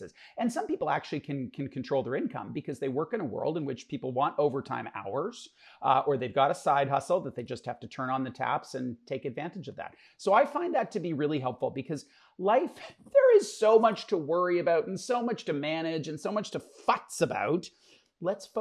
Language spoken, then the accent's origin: English; Canada; us as Canadians